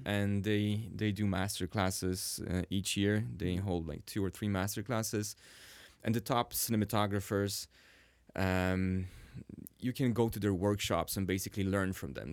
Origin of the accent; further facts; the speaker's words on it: Sweden; English is a second language; now in Warsaw, Poland; I was actually raised in Sweden